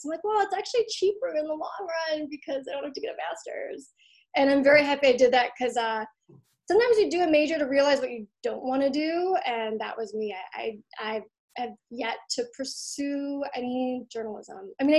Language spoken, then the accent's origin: English; Troy, Michigan, United States; Yeah, it's this place called Troy. We used to be the 12th safest city in America.